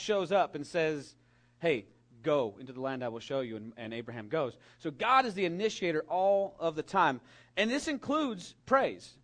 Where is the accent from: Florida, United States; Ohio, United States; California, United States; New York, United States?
California, United States; We have redwood trees in my home state that grow 300 feet tall